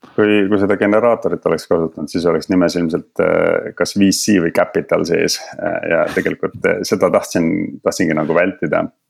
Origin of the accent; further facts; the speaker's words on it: Estonia; moved away as an adult; also born or lived in London; now in Berlin, Germany; kui Eestisse tagasi jõudsin